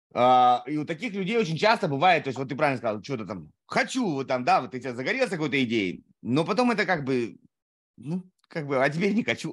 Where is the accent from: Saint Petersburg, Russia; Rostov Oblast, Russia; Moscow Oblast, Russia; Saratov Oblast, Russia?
Saratov Oblast, Russia; Saratov; moved away; Я сам из Саратова